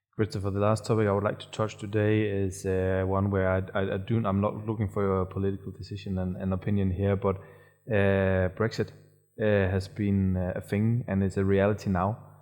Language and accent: English; Denmark; now I'm from Denmark